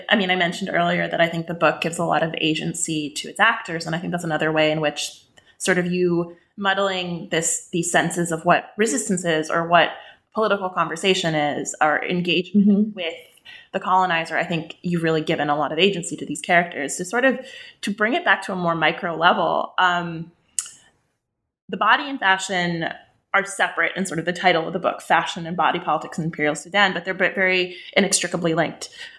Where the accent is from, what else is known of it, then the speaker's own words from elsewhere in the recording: West Bank, Palestine; So I grew up in the West Bank, I'm Palestinian.